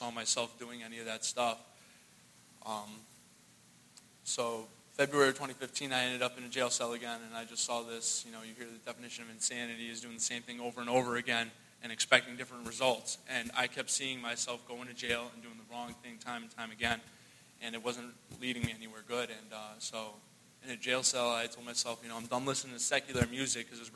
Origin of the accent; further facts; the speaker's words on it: Hartford, Connecticut, United States; I'm from Hartford, Connecticut.